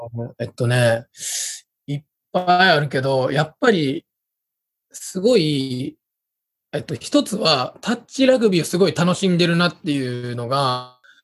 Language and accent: Japanese; Osaka, Japan; accent: Kansai dialect; moved away as an adult; now in Tokyo, Japan; 大阪で、えっと、高校までいて、で、大学を機にこっちに出てきた感じです